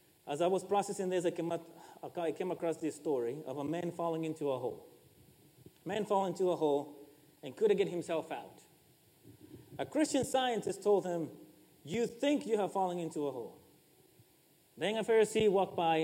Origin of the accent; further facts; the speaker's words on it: Ecuador; I am from Ecuador